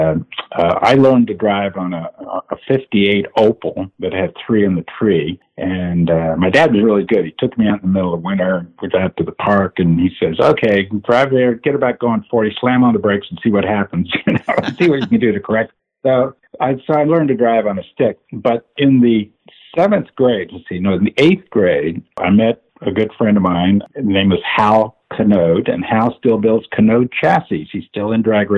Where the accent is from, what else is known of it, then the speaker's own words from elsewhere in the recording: Indiana, United States; also born or lived in Arizona; now in California, United States; grew up in Indiana